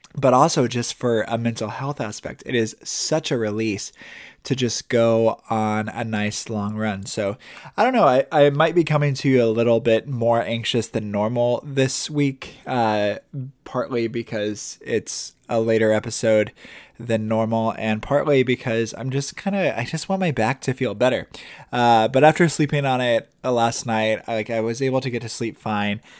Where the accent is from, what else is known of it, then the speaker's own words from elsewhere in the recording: Indiana, United States; moved away as an adult; also born or lived in Milwaukee; now in Tampa, United States; we're both from Indiana